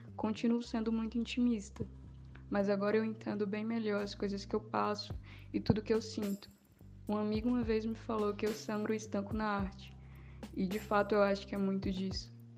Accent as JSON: {"language": "Portuguese", "region": "Paraíba", "country": "Brazil", "said": "sou paraibana"}